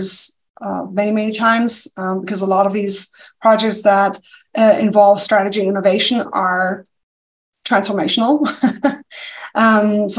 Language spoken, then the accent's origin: English; Germany; accent: German; English is a second language; moved away as an adult; now in United States; there's a slight accent. It's German. Yes. Okay. Yeah, it's German